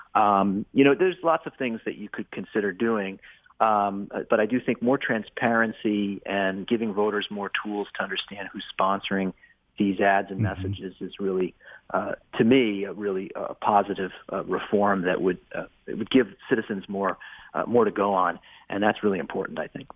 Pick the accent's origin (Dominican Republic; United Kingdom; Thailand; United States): United States; Maine; in my hometown here, or at least uh, across the across the way in the next town over, up in up in I'm in Maine